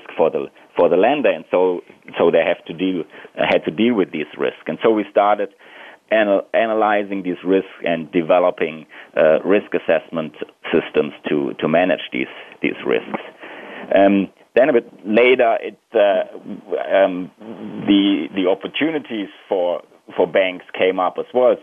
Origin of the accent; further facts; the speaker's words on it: Germany; I'm originally from Germany